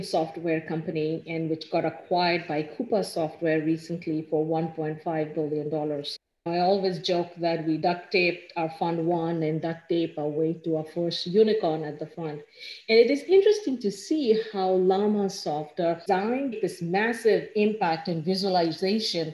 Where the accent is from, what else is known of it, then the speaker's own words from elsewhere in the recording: India; moved away as an adult; now in Ann Arbor, United States; I grew up in India, went to school there